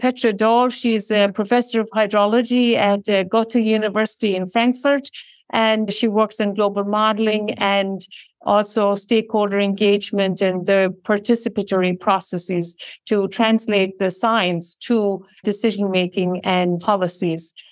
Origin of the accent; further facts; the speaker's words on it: Ireland; moved away; I come from Ireland